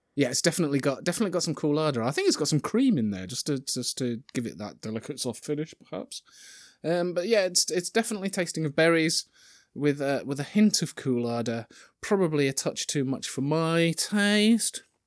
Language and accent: English; Yorkshire and the Humber, United Kingdom; I'm from Yorkshire